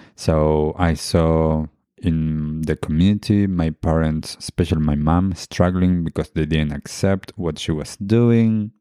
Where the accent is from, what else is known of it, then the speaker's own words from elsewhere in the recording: Argentina; moved away; I grew up in Argentina and my family heritage is Jewish